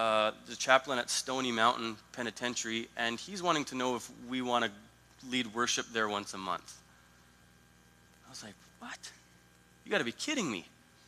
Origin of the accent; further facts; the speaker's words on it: Italy; People would ask where I'm from. Oh, I'm from Italy and blah, blah, blah.